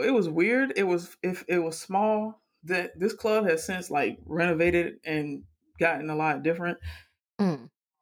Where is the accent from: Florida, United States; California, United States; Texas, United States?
Florida, United States; Miami; growing up in Miami